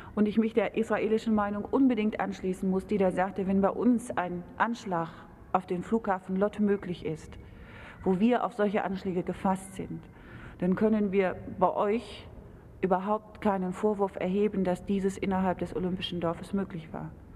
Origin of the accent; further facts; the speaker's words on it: Germany; Als Deutscher